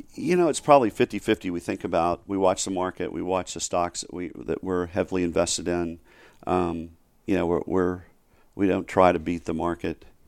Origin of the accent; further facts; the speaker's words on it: Rogers, Arkansas, United States; now in Dallas, United States; I grew up in Rogers, and it's, which is right next door to Bentonville